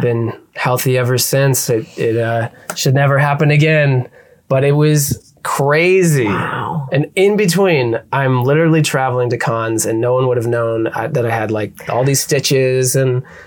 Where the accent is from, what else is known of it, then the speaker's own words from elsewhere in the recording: Pennsylvania, United States; moved away; my hometown of Pennsylvania